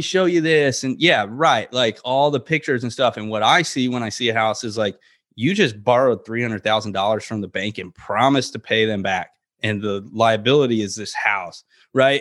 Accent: Florida, United States; growing up in Florida

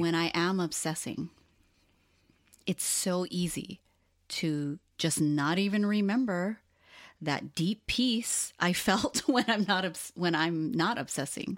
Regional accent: Hawaii, United States; also born or lived in Los Angeles, United States; now in Portland, United States; being born and raised in Hawaii and then moving to L A was a huge shock

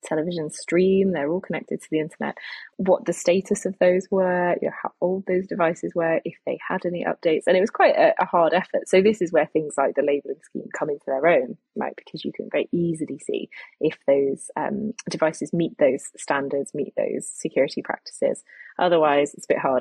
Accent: United Kingdom; I'm British

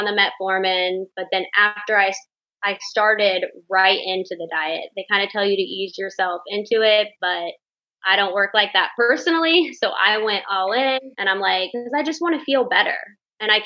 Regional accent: the South, United States; I'm from the South.

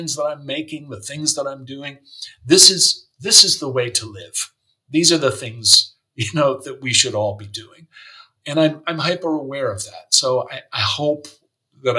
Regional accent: United States; moved away as an adult; also born or lived in San Francisco / New York; now in Germany; being an American and having grown up in the United States

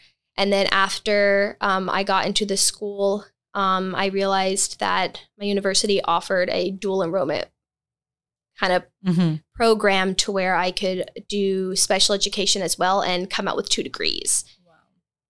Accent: Mississippi, United States; moved away; also born or lived in Alberta, Canada / Romania; So I was born in Alberta, Canada. That's where my parents were born, raised, and married. And we moved to Mississippi when I was a toddler. And then in 2007, my parents and me and my four younger siblings moved to Romania.

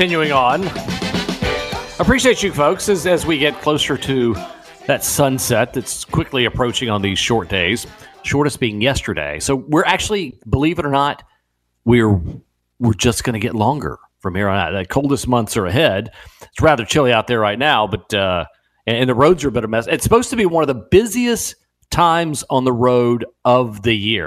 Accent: Puerto Rico; moved away; I was raised in Puerto Rico

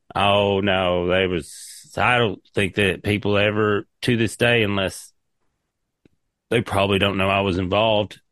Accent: East Tennessee, United States; moved away as an adult; also born or lived in Nashville / Seattle; I'm a hillbilly from East Tennessee.

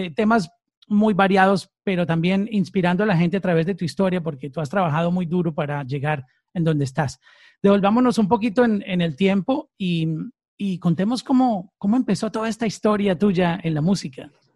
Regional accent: Antioquia, Colombia; moved away; soy de la misma tierra tuya, de, Antioquia.

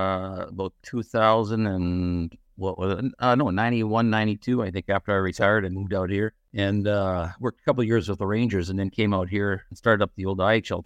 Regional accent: Edmonton, Alberta, Canada; Well, Edmonton, Alberta. That's where I grew up and played 4 years of juniors there with the Wild Kings.

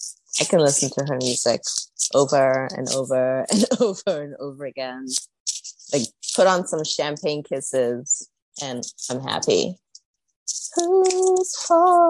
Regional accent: South Africa; moved away as an adult; also born or lived in Zimbabwe / Philadelphia, United States; I'm from South Africa

